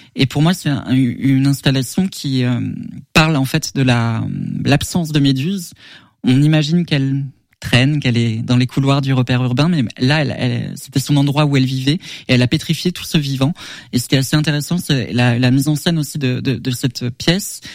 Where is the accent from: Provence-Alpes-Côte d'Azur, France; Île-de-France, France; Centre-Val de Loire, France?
Centre-Val de Loire, France; Sologne; j'ai grandi en Sologne, j'ai eu beaucoup de taxidermie en décoration à la maison quand j'étais petit